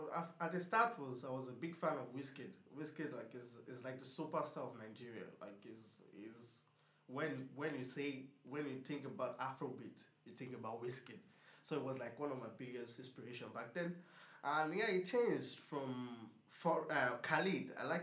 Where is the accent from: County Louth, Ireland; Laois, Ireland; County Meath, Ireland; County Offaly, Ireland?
Laois, Ireland; Portarlington; I'm from Portallington.